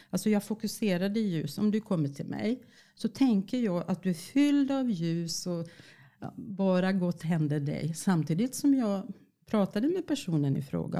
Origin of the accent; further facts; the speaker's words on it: Finland; accent: Finland Swedish; moved away; Jag är född i Finland och jag är finlandssvenska